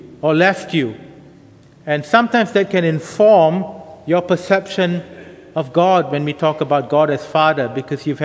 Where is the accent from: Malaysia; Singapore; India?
Singapore; moved away as an adult; also born or lived in United Kingdom; now in Bangkok, Thailand; I grew up in Singapore, and a family going to church, a local Anglican church